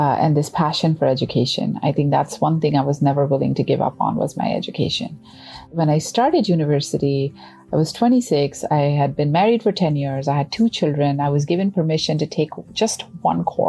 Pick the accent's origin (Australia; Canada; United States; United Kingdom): Canada; as a Canadian